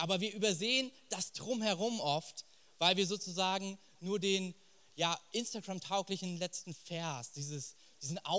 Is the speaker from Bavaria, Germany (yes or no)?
yes; Fürth, Bavaria, Germany; born there; Ich bin gebürtiger Franke, aber aus dem nicht ganz so schönen Teil. Ich bin in Fürth geboren. Genau. Ähm, aber wir sind nah an Nürnberg dran.